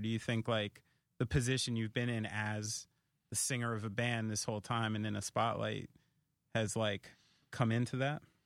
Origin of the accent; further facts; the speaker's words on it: Somerville, New Jersey, United States; Central Jersey, Somerville